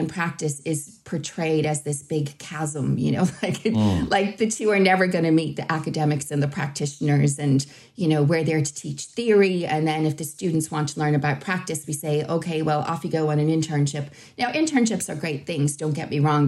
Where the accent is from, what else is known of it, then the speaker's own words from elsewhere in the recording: Boston, Massachusetts, United States; moved away as an adult; now in Ireland; I hail originally from Boston and I came to Ireland quite a long time ago to go to university